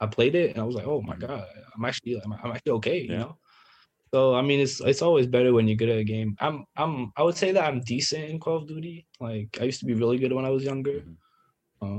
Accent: Paris, Île-de-France, France; moved away as an adult; also born or lived in Valenciennes; now in Maryland, United States; I'm from Paris

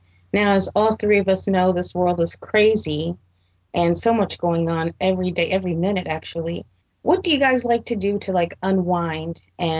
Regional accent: California, United States; Seretha, I'm a Cali girl too. I was not born in California, but I was raised in Cali.

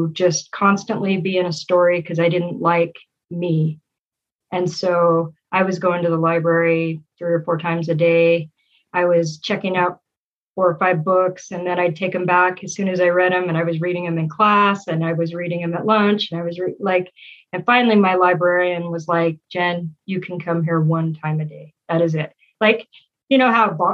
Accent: Utah, United States; also born or lived in Texas / Frankfurt, Germany / Layton, Utah; we moved back to the States, to Utah, actually, in 84. And we've kind of been here ever since.

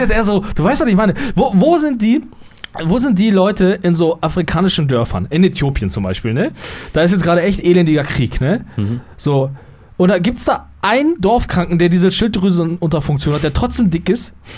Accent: Germany; bei uns in Deutschland

